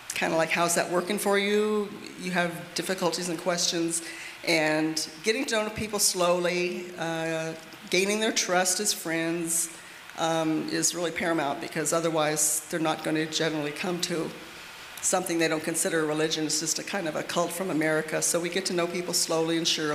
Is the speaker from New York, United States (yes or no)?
no; Phoenix, Arizona, United States; moved away as an adult; now in Germany; we're originally from Phoenix, Arizona. And we met when we were in the youth group there in our high school years